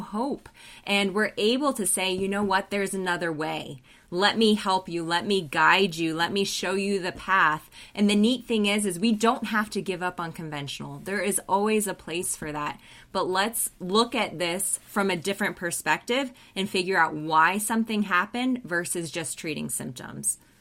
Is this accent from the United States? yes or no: yes; Colorado, United States; moved away as an adult; also born or lived in New Zealand; I'm originally from Colorado, but went to New Zealand